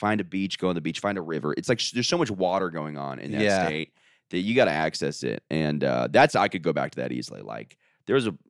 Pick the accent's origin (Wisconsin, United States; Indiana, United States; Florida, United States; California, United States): Florida, United States; suburb of Orlando; moved away as an adult; my hometown, I think, was perfect because it was a suburb of a big city. So it's I'm like 15-minute drive right in downtown Orlando